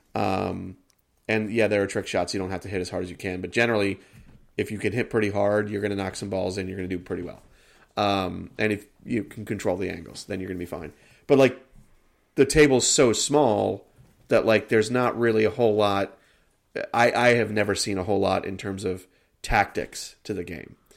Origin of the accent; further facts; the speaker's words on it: United States; I am an American.